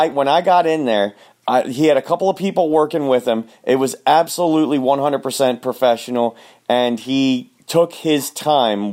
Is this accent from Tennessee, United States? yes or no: no; Baltimore, Maryland, United States; down in Baltimore, Maryland